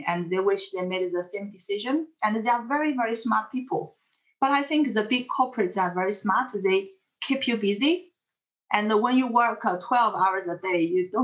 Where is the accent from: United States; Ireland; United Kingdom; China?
China; moved away; I'm from China